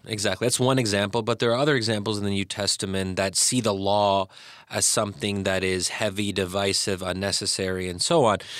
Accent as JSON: {"language": "English", "country": "United States", "tie": "born or raised there", "said": "those of us who had grown up in America"}